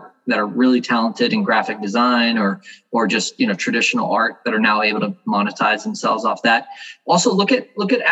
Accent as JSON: {"language": "English", "region": "South Florida", "country": "United States", "tie": "born or raised there", "said": "my hometown where I grew up. He used to work out at the gym over there down in South Florida."}